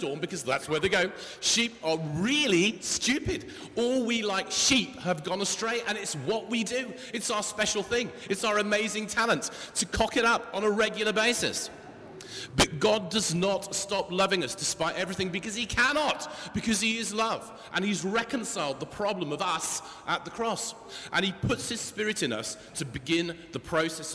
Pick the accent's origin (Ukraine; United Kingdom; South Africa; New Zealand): United Kingdom; England; we're the English